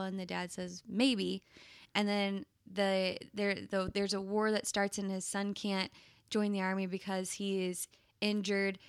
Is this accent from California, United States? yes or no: no; Plano, Texas, United States; my hometown, Plano, Texas